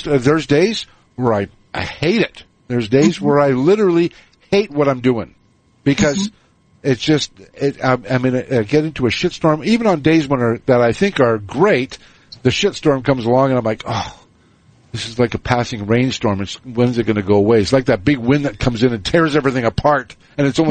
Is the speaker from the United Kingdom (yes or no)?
no; Canada; moved away; maybe we should move back to Canada, because I'm from Canada originally